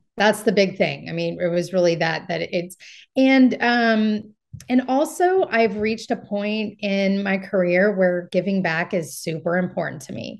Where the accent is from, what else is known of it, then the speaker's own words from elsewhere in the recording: Marin County, California, United States; I'm from Marin County and it helps that I have connections here in Marin County